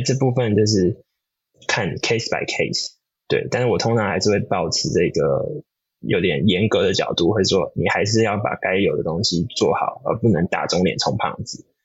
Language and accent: Chinese; Taiwan; now in California, United States; 我们身为台湾人